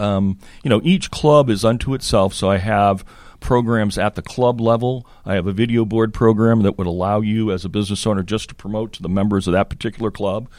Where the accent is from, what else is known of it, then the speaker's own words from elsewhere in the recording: Connecticut, United States; also born or lived in Boston area, Massachusetts / France; grew up in Connecticut.